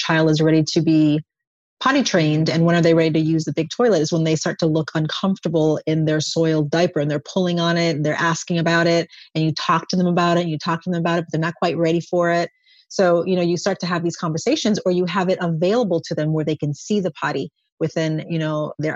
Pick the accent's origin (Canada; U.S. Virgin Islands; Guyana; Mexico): U.S. Virgin Islands; moved away as an adult; also born or lived in Buffalo, New York / Indiana / Ohio / California; now in San Antonio, Texas, United States; I'm originally from St. Croix in the U.S., Virgin Islands. I was born and raised there and moved to the States when I was 18 for college